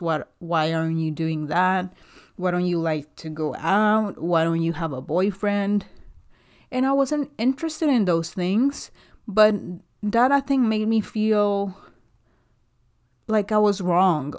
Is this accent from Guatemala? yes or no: yes; Guatemala; English is a second language; moved away as an adult; also born or lived in South Carolina, United States; now in Dallas, United States; I was born and raised in Guatemala, and, uh, I moved here about five years ago because my husband's American